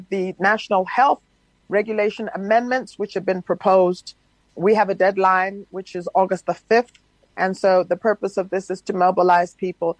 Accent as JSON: {"language": "English", "country": "South Africa", "said": "we as South African citizens"}